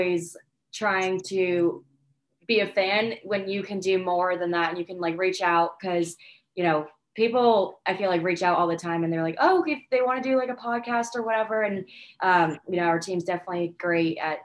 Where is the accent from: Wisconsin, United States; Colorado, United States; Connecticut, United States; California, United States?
Connecticut, United States; also born or lived in Hilton Head Island, South Carolina; now in Savannah, United States; growing up in Connecticut